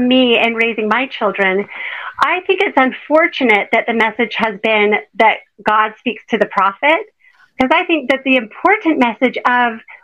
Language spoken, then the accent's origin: English; Utah, United States; I grew up in Utah.